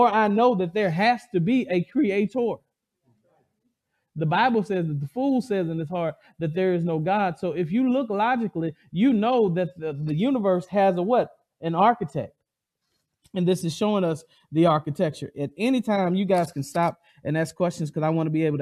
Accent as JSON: {"language": "English", "region": "the South", "country": "United States", "said": "I'm from the South."}